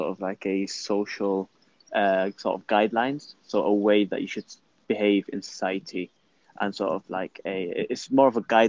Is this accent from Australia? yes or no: no; Libya; now in Manchester, United Kingdom; I'm from Libya.